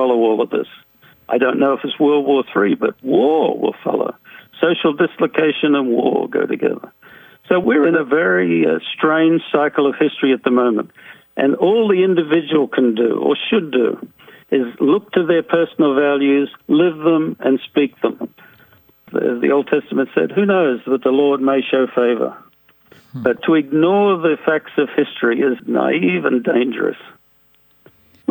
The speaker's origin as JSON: {"language": "English", "country": "Australia", "tie": "born or raised there", "moved": "as an adult", "lives_now": "United States", "said": "While I grew up in Australia, I have lived in the U.S. for over 45 years."}